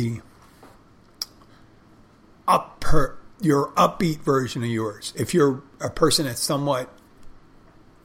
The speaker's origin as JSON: {"language": "English", "country": "United States", "said": "I'm one American"}